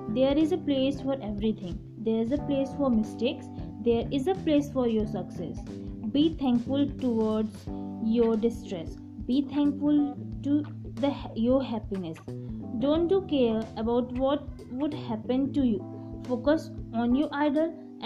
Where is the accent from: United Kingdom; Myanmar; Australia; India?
India; I am from India